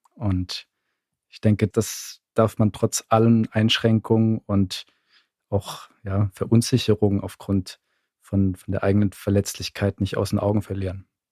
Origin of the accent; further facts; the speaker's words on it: Southern Germany, Germany; Ich komme ja aus dem Süden